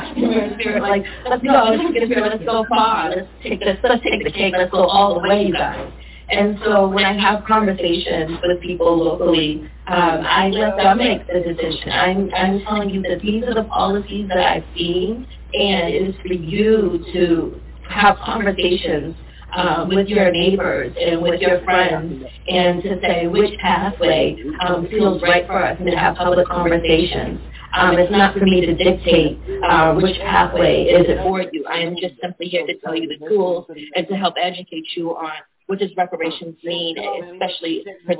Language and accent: English; Brockton, Massachusetts, United States; also born or lived in Cambridge, Massachusetts; I grew up in Brockton